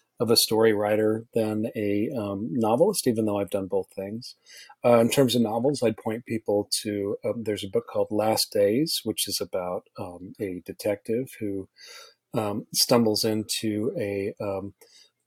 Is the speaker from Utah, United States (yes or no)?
yes; Utah, United States; also born or lived in Rhode Island; now in Los Angeles, United States; I grew up in Utah and have lived everywhere after